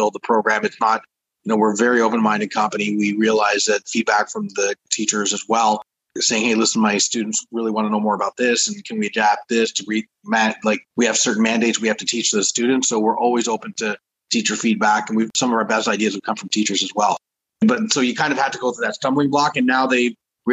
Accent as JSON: {"language": "English", "town": "Toronto", "region": "Ontario", "country": "Canada", "tie": "born or raised there", "lives_now": "Uxbridge, Canada", "said": "I grew up in Toronto"}